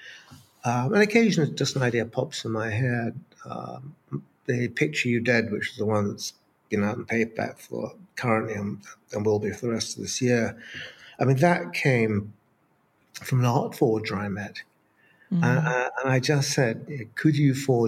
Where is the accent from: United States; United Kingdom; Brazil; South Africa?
United Kingdom; Brighton, South East England; I was a kid, growing up in Brighton